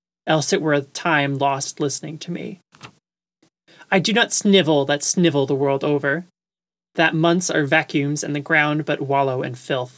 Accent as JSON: {"language": "English", "area": "Long Island", "region": "New York", "country": "United States", "tie": "born or raised there", "said": "I grew up on Long Island as well"}